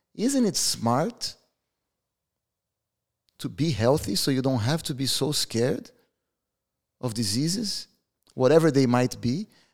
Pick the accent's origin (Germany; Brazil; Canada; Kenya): Brazil; We're from Brazil.